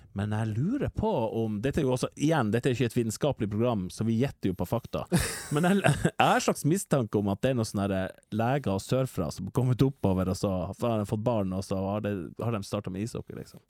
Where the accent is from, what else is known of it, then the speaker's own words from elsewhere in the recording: Northern Norway, Norway; En stor del av min identitet at jeg føler at jeg er veldig nordnorsk